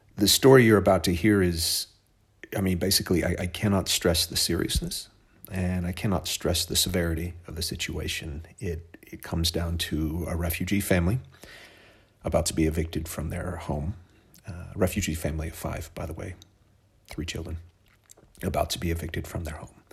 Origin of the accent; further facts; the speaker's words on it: Oklahoma, United States; where I was from. Uh, it's a place called Oklahoma